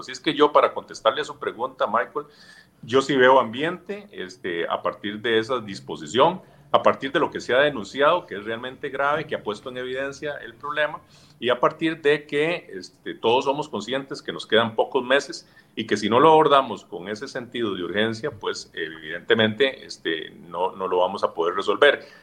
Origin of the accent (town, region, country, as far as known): Costa Rica